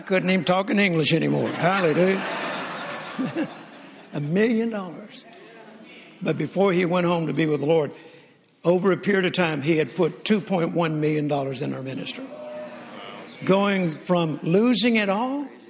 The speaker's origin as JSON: {"language": "English", "region": "Mississippi", "country": "United States", "tie": "born or raised there", "said": "I was born in Mississippi on a farm in a very rural area"}